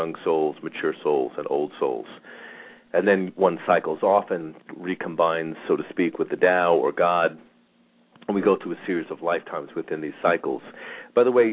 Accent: Long Island, New York, United States; moved away; I grew up on Long Island

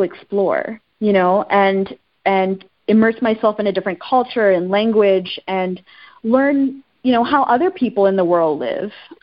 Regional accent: Texas, United States; also born or lived in Sri Lanka / Ethiopia; growing up in Texas

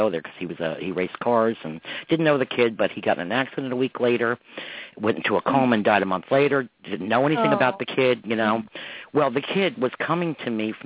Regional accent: Westchester, New York, United States; my life growing up in Westchester

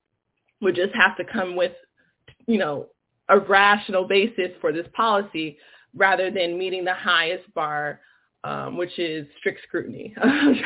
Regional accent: Los Angeles, California, United States; I'm from Los Angeles, California, Leimert Park area.

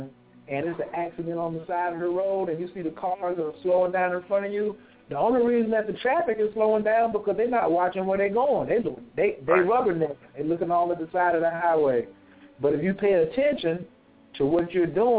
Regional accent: the Bible Belt, United States; you know where we're from. We're from the Bible Belt.

